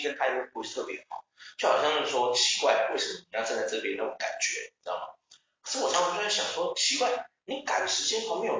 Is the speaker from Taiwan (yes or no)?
yes; Taichung, Taiwan; also born or lived in Taoyuan / Yingge; 虽然我不是台北人，我是台中人，对啊，但我小时候其实是在桃园出生，对，我在莺歌那边活了活了一阵子这样，对。